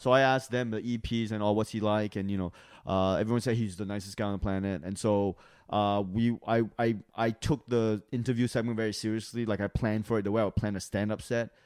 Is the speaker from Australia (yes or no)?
yes; Australia; moved away; I was from Australia